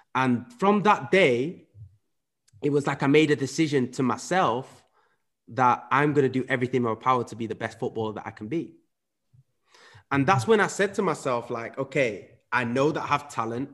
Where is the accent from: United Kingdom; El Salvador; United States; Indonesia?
United Kingdom; England; also born or lived in Netherlands / Huddersfield; I grew up in England, so at five, I moved over to, to, to the U K, uh, where my dad then moved to Huddersfield